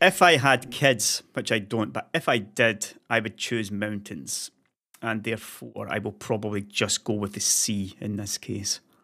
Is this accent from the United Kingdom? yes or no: yes; Scotland, United Kingdom; now in Sweden; being a Scotsman